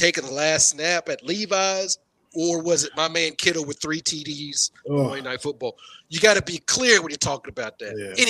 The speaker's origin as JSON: {"language": "English", "region": "Kentucky", "country": "United States", "also_born_or_lived": "Iowa", "moved": "yes", "said": "I'm originally from Kentucky"}